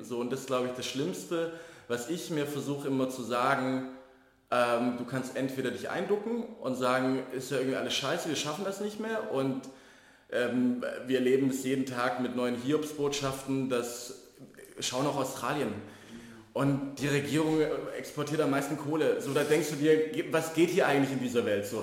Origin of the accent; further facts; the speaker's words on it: Baden-Württemberg, Germany; moved away as an adult; now in Berlin, Germany; groß geworden in Baden-Württemberg in einem relativ konservativen äh, äh, Kreis